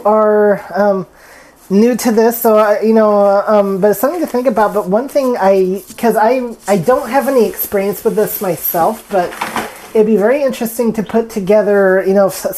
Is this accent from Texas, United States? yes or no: yes; Texas, United States; I'm from Texas